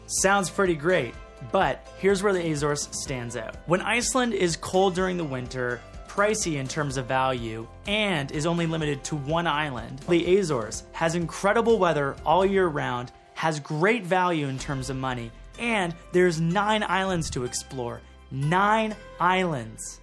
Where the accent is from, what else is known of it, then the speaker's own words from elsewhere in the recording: Canada; being a Canadian